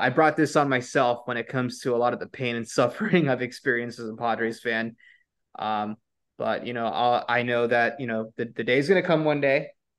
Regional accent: San Diego, California, United States; born and raised in San Diego

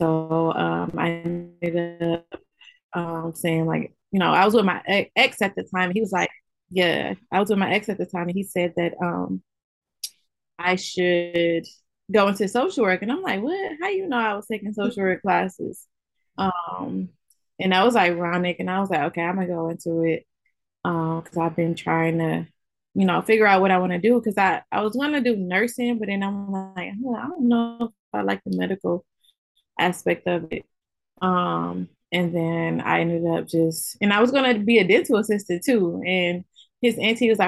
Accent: Albion, Michigan, United States; moved away as an adult; also born or lived in Ypsilanti, Michigan; Originally, I'm from Albion, Michigan. I was born and raised in Albion, Michigan

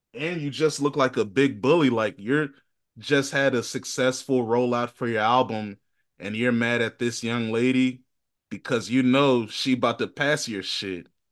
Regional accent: Virginia, United States; I'm from Virginia

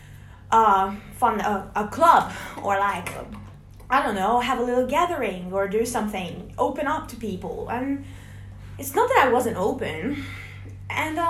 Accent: Hungary; English is a second language; now in Australia; when people ask me where I'm from and I say I'm from Hungary

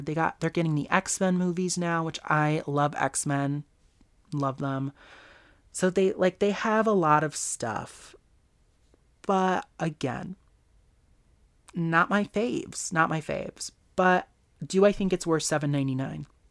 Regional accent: United States; Me as an American

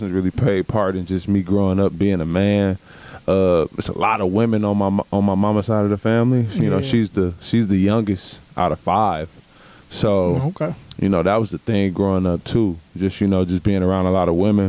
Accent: Milwaukee, Wisconsin, United States; I was born and raised here in Milwaukee, Wisconsin, on the north side

